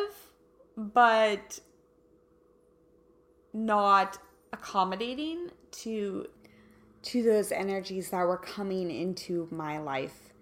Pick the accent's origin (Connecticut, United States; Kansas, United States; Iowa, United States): Kansas, United States; now in Southern California, United States; I'm from Kansas